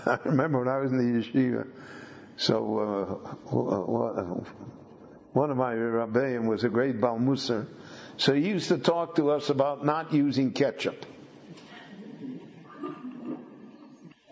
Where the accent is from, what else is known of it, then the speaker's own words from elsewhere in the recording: Chicago, Illinois, United States; When I grew up in Chicago, I knew maybe five families that owned their own home.